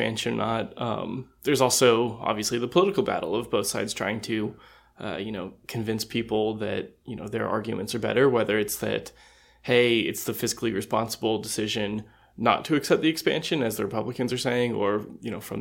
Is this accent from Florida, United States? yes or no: yes; Florida, United States; now in North Carolina, United States; I grew up in Florida